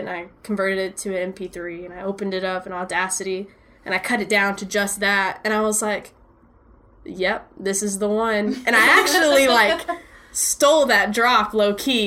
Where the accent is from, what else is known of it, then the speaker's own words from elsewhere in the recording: Dallas, Texas, United States; growing up in Dallas in this scene